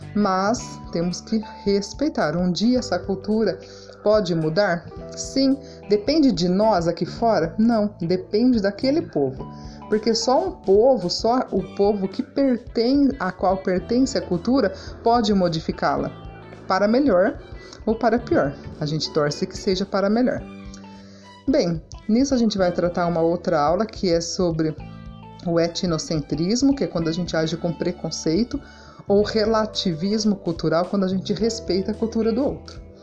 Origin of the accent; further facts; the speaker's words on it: Brazil; como nós, brasileiros